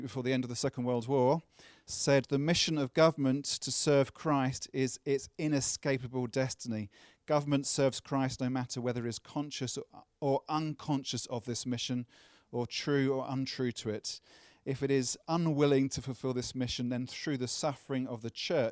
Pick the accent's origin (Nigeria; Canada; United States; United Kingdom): United Kingdom; accent: British; my British accent.